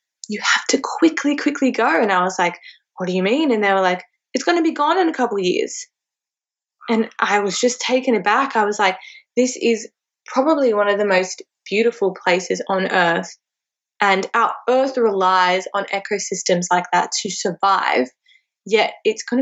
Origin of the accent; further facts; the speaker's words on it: Cairo, Cairo Governorate, Egypt; now in Australia; my hometown of Cairo in Egypt